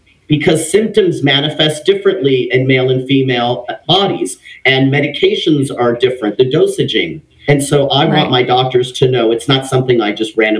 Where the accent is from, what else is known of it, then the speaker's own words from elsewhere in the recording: Los Angeles, California, United States; also born or lived in Redondo Beach; I grew up in Los Angeles, California, in a Mexican family